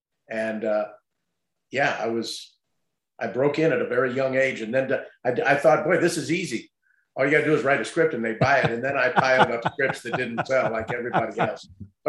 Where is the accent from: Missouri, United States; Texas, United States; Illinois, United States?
Missouri, United States; St. Louis; growing up in St. Louis